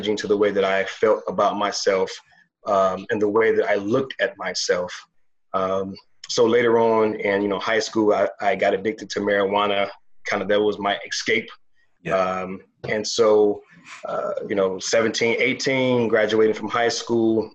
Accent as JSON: {"language": "English", "town": "Toledo", "region": "Ohio", "country": "United States", "tie": "born or raised there", "also_born_or_lived": "Chicago, Illinois", "said": "I was born in Chicago, grew up in Toledo, Ohio, moved to Ohio when I was seven, raised by my grandmother"}